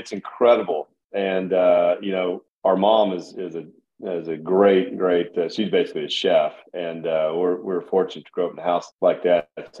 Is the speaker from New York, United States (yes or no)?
no; Bartlesville, Oklahoma, United States; also born or lived in San Antonio, Texas; So we all three were raised basically at Hillcrest and in Bartlesville and around the game, of course.